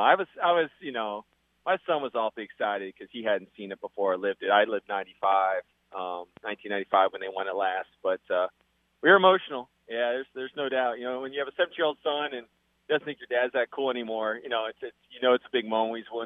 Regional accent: Atlanta, Georgia, United States; I grew up in Atlanta and I've spent time in the Southeast.

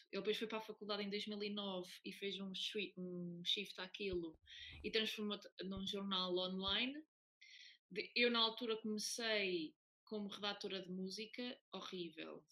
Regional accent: Oliveira do Hospital, Centro, Portugal; sou, natural da Oliveira do Hospital

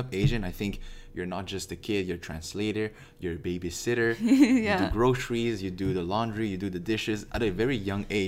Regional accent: Quebec, Canada; I'm from Quebec. I'm from Canada. I'm Canadian

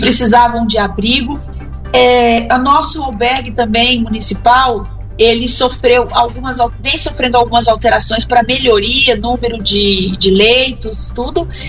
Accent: Brazil; nós, brasileiros

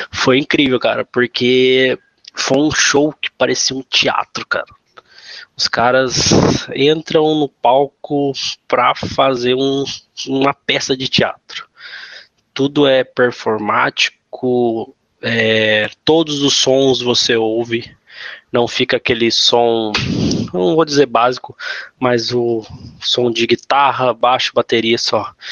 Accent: Guaratinguetá, São Paulo, Brazil; eu sou fotógrafo e videomaker, sou de Guaratinguetá, São Paulo.

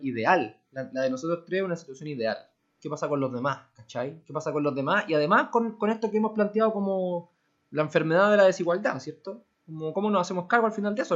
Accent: Santiago, Santiago Metropolitan Region, Chile; somos de Santiago

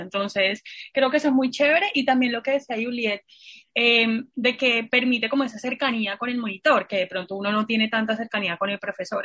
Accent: Santa Marta, Magdalena, Colombia; moved away; yo soy de Santa Marta

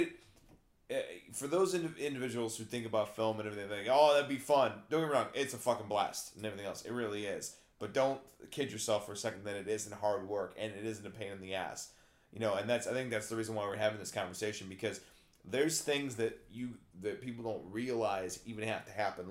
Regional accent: Algonquin, Illinois, United States; my hometown, Algonquin

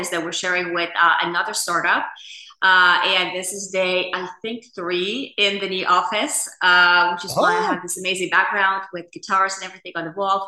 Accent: Finland; moved away as an adult; So I grew up in a country that, you know, many, you know, see as one of the best countries in the world to grow up and to live and the happiest nation and all that, which is Finland

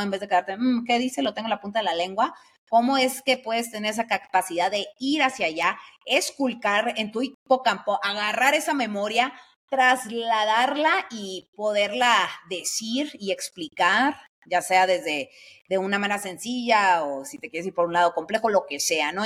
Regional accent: Sonora, Mexico; yo soy de Sonora

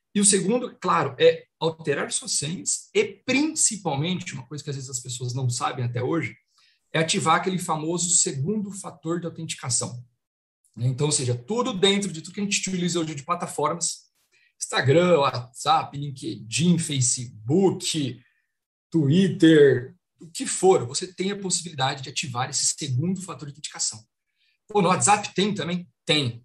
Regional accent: Marília, São Paulo, Brazil; moved away as an adult; now in São Paulo, Brazil; eu sou de Marília, interior, né? Um caipira. Então mudei para São Paulo ali com 2008

